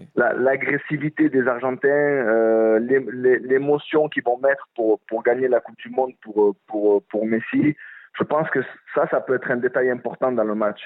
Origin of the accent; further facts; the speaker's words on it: France; je suis français